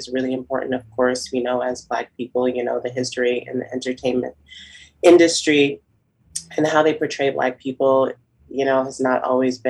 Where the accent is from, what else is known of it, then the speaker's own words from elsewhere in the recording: Boston, Massachusetts, United States; now in New York City, United States; I'm from Boston, but I currently live in New York City